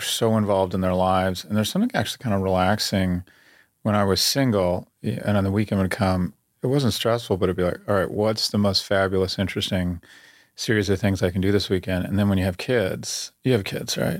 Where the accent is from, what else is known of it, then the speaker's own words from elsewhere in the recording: California, United States; I grew up in California